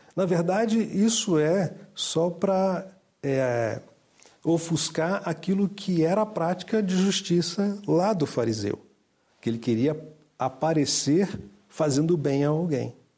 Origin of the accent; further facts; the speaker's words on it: Brazil; eu sou brasileiro, tenho uma cultura um pouco diferente da de Portugal